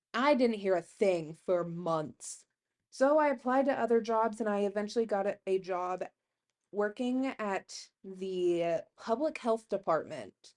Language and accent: English; Herndon, Kansas, United States; also born or lived in McCook, Nebraska; I'm from Herndon, Kansas, it's where I like to say I grew up